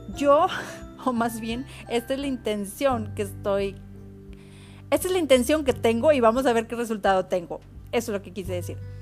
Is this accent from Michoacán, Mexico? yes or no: no; Autlán, Jalisco, Mexico; el barrio de las montañas donde yo crecí en Autlán, Jalisco